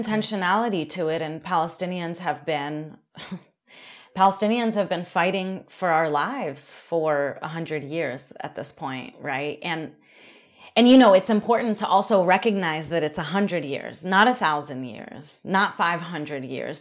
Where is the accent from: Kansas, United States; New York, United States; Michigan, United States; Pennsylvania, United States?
Pennsylvania, United States; Philadelphia; I grew up in Philly, um, I grew up in Black community